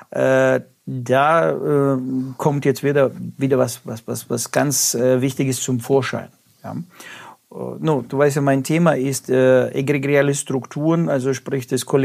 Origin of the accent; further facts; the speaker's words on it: Russia; ich komme ja aus Russland, also da war, äh, gab es mal Telefonzellen